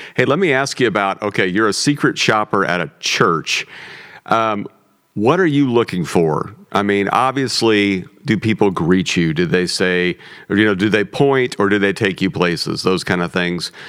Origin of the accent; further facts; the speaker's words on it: Midwest, United States; the food I grew up on in the Midwest